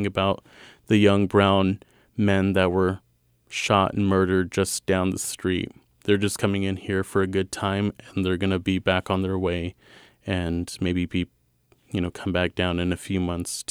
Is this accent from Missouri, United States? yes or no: yes; Kansas City, Missouri, United States; I was raised in the West Side